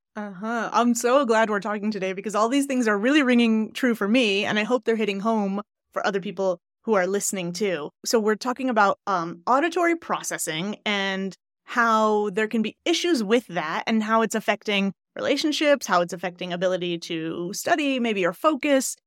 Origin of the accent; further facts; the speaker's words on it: Glens Falls, New York, United States; moved away; I lived, I don't know if you know Glens Falls. Do you know Queensberry area